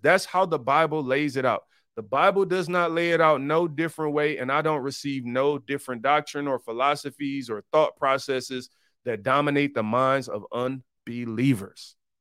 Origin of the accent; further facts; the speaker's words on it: Detroit, Michigan, United States; I'm from Detroit, one of the poorest cities in America, 'cause I grew up on the east side